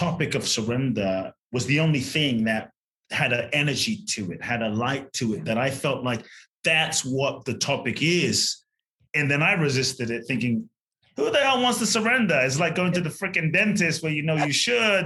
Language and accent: English; Ghana; I was born in Ghana, West Africa. My father's from Ghana. My mother's Japanese